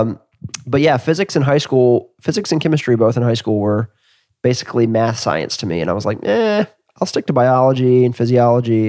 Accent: Atlanta, Georgia, United States; I grew up in Atlanta

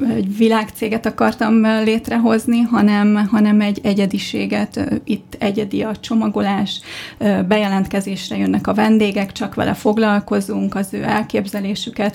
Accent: Budapest, Hungary; Budán nőttem fel.

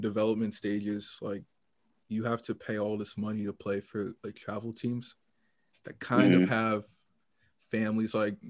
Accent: United States; as an American football fan

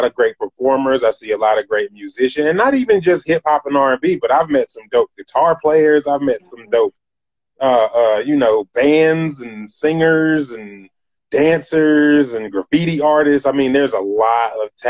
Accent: Greensboro, North Carolina, United States; I'm from Greensboro, North Carolina. That's where I'm originally from

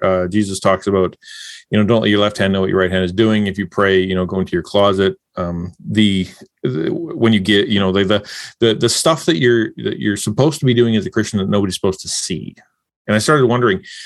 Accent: Canada; I'm a Canadian

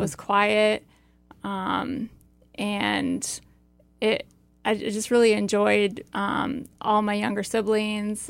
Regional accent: Iowa, United States; my backstory is that I grew up in Iowa on a family farm

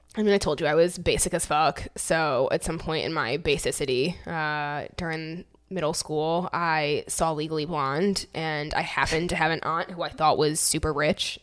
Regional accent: Michigan, United States; moved away as an adult; also born or lived in New York; I grew up in Michigan, super basic, like basic as fuck

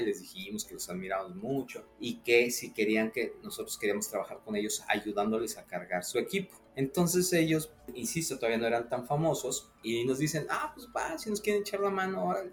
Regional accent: Mexico City, Mexico; yo soy de la Ciudad de México

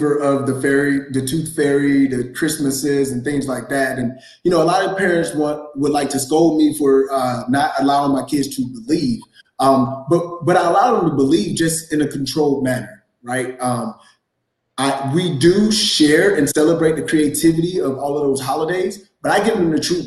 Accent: Valdosta, Georgia, United States; moved away; I'm originally from Valdosta, Georgia

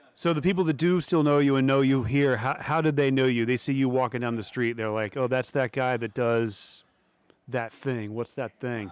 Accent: Central Virginia, United States; moved away; I'm originally from Central Virginia

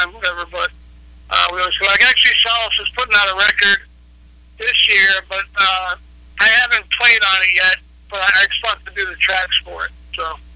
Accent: New Jersey, United States; I grew up in Jersey, right outside of New York City in Philadelphia, equal distance

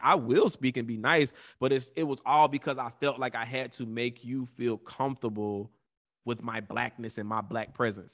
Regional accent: Atlanta, Georgia, United States; we are from Atlanta

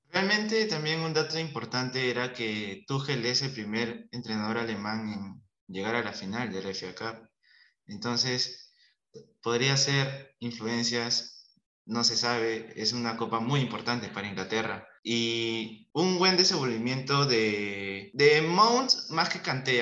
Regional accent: Peru; como peruano

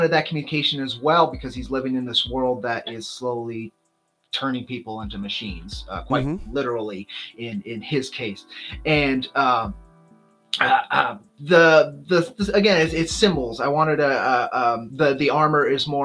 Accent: Southwest, United States; I'm from the Southwest. I grew up in that culture.

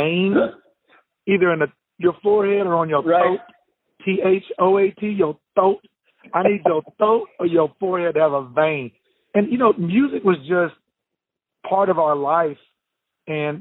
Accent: Bangs, Texas, United States; I grew up in Bangs, Texas, small town of 1,100 people, and it's central Texas.

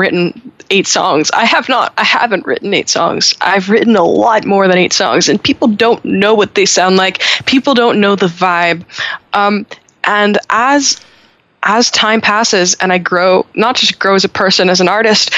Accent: Montreal, Quebec, Canada; in Montreal, we don't say that because, we're Francophone.

